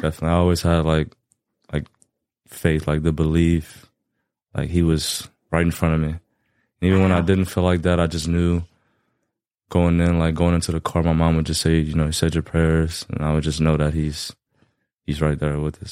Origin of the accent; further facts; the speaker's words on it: Lafayette, Louisiana, United States; born and raised Lafayette, Louisiana.